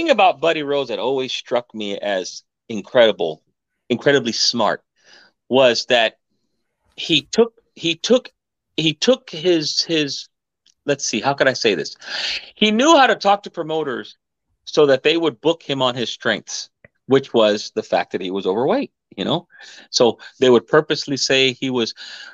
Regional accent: New York, United States; We're from New York over here. This is how we talk.

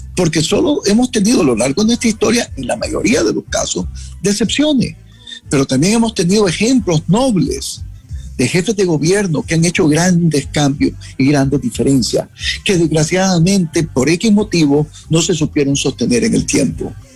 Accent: Jinotepe, Carazo, Nicaragua; now in Washington, United States; yo también vengo de Ginotepe

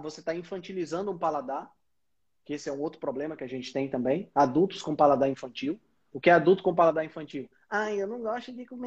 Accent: Northeast Region, Brazil; Mas somos nordestinas

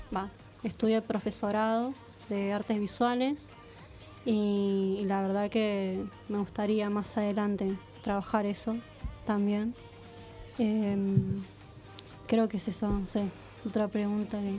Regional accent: San Isidro, Buenos Aires Province, Argentina; soy de acá, de, del barrio acá de, San Isidro, digo, de acá, de Argentina

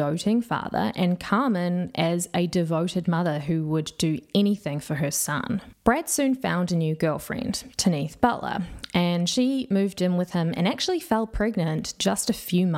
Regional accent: Whakatane, Bay of Plenty, New Zealand; I'm from Whakatane. That's where I grew up

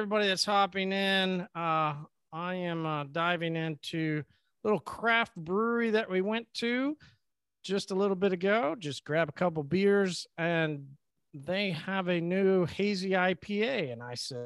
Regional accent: United States; I am a blessed individual that was born and raised in the United States

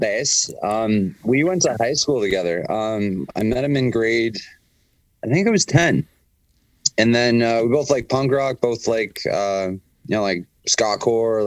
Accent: Shelburne, Ontario, Canada; moved away as an adult; also born or lived in London, Ontario; now in Toronto, Canada; I'm originally from just outside of a small town called Shelburne, Ontario.

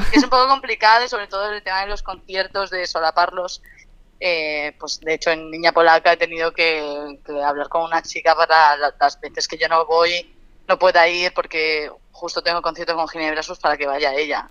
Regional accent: Alicante, Valencian Community, Spain; moved away as an adult; now in Madrid, Spain; yo soy de Alicante, me fui a estudiar a Madrid y llevo siete años aquí

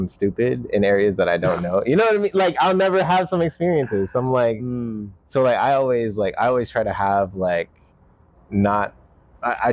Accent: Atlanta, Georgia, United States; now in Portland, United States; I'm from Atlanta

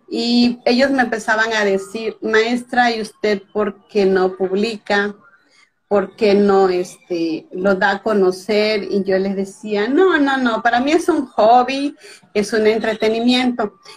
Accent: Veracruz, Mexico; Yo vivo en México, soy veracruzana de nacimiento, o sea, del estado de Veracruz en México, eh, casi es pura costa. Y aquí en este estado nací y en este estado actualmente radico.

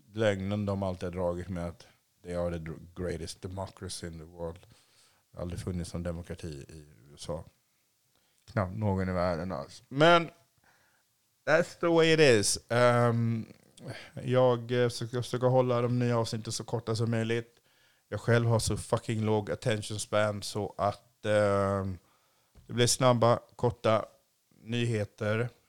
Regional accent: Sweden; also born or lived in Asia; jag är ju svensk

